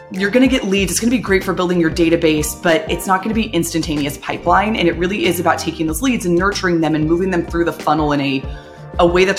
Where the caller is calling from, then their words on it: Walnut Creek, California, United States; I am joining you virtually from my living room in the East Bay in Walnut Creek, California.